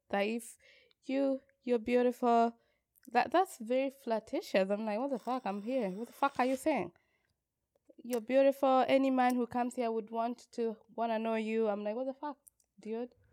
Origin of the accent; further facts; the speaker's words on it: Kenya; as a Kenyan